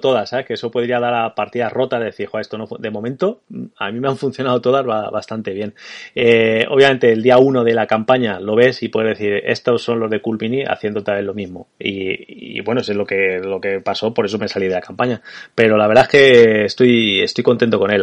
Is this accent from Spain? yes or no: yes; Spain; como españoles de los, eh, de los 80 y que, que jugamos mucho al ordenador de los 90